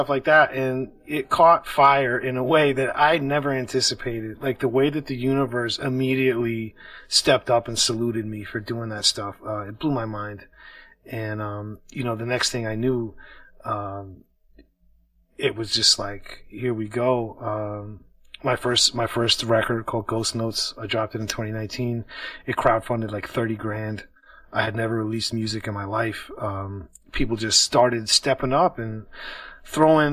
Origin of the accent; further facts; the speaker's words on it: Washington, District of Columbia, United States; I am from Washington, D.C.